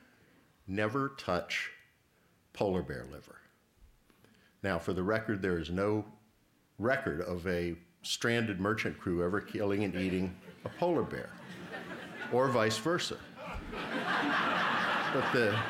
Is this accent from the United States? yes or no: yes; Virginia Beach, Virginia, United States; my hometown of Virginia Beach